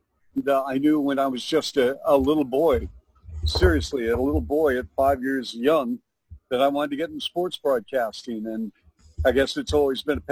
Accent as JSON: {"language": "English", "town": "Bellevue", "region": "Washington", "country": "United States", "tie": "born or raised there", "said": "I grew up in the Northwest in Bellevue, Washington"}